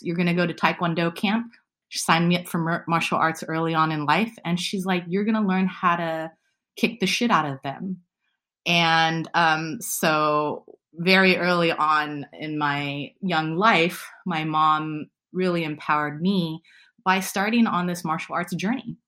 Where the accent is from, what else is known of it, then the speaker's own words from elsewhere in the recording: San Francisco, California, United States; I was born and raised in San Francisco